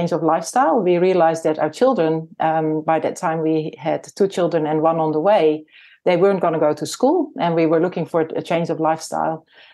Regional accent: Netherlands; moved away as an adult; also born or lived in Nelson, New Zealand; now in New Zealand; I was born in the Netherlands and my husband and I came to New Zealand in 1995

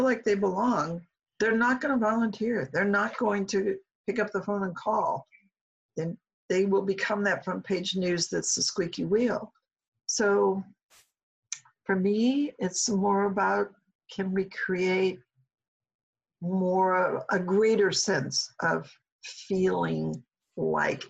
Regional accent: Omaha, Nebraska, United States; moved away as an adult; Omaha's home for me.

